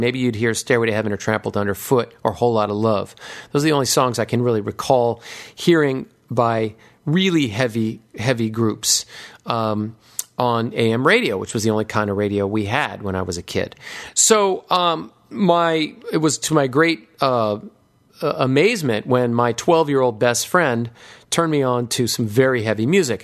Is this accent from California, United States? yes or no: no; Hawaii, United States; a young impressionable nine year old growing up in Hawaii